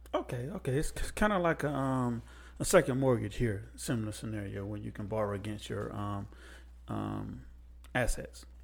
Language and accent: English; United States